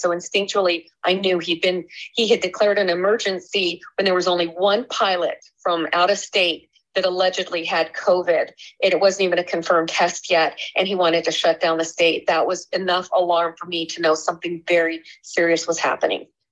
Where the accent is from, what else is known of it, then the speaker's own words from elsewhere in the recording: Alaska, United States; born and raised in Alaska